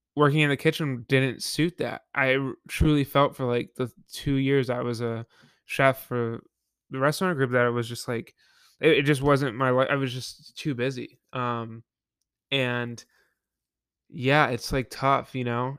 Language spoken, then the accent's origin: English; Buffalo, New York, United States; I went back home to work Yep, in, uh, Buffalo, my hometown